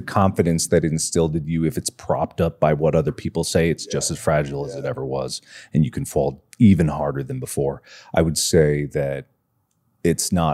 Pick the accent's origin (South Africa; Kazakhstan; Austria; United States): United States; Ohio; I'm from Ohio as well. Like I'm Cincinnati based